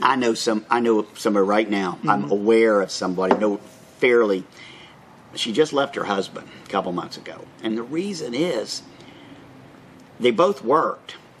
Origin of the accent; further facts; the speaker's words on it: Orlando, Florida, United States; now in Bartow County, United States; I was born and raised in Orlando